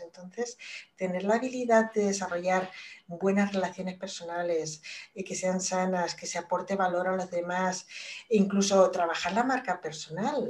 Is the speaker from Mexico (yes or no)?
no; Spain; moved away as an adult; yo salí de, de España en el año 97 creo que fue, estuve 10 años fuera